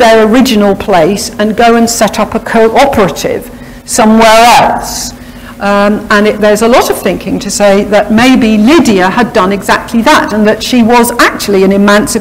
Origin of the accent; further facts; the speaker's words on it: Harrow, London, United Kingdom; also born or lived in Wales; I grew up in the Harrow area and came here when I was a youngster